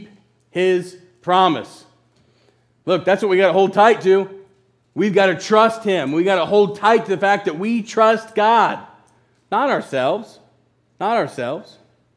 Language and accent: English; Hartford, Kentucky, United States; we're from Hartford, the home of 2,000 happy people and a few sore heads.